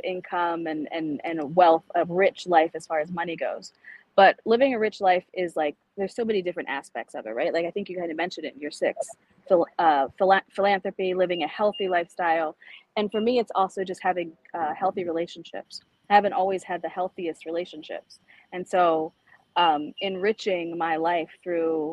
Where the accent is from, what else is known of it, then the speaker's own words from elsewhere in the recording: Northern Baltimore County, Maryland, United States; also born or lived in El Salvador; I was born in El Salvador. I was adopted at a young age. Both my parents who adopted me were Baltimore City principals. So I saw the contrast growing up in Northern Baltimore County